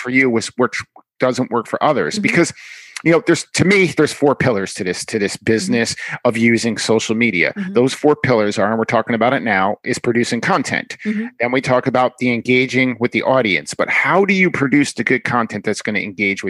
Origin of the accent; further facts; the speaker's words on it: New York, United States; I'm from New York